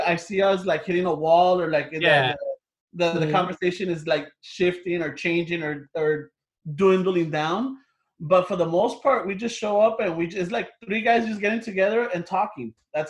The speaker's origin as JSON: {"language": "English", "town": "Los Angeles", "region": "California", "country": "United States", "said": "We're just three guys from LA. Two of us were born and raised in East Los and Boyle Heights, and our third counterpart was from Linwood."}